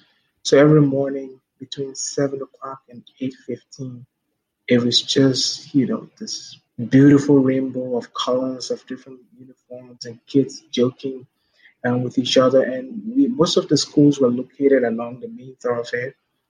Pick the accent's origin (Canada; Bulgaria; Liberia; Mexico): Liberia; I try to think about what things were like before the war, because my childhood is what Liberia was like before th